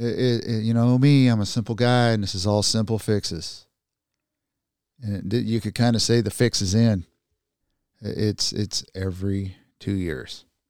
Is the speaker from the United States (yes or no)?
yes; United States; as Americans